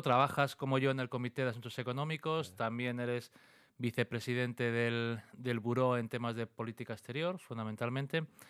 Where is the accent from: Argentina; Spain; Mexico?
Spain; Asturias; como asturianos